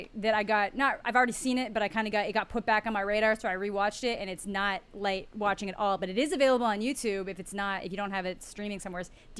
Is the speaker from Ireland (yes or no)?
no; Canada; being Canadian, it came up a lot because, you know, Newfoundland, big prominent mention.